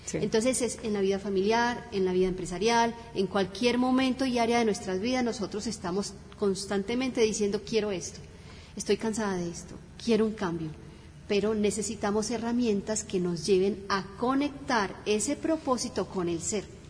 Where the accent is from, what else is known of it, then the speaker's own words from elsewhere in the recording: Cali, Valle del Cauca, Colombia; moved away; also born or lived in Bogotá; Nacida en Bogotá, criada en la ciudad del Cali, y llevo más de 30 años aquí